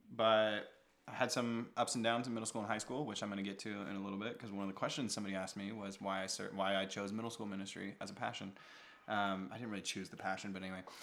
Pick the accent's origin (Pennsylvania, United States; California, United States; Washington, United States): Washington, United States; now in Las Vegas, United States; I grew up actually in Washington State, not native of a, of the bowl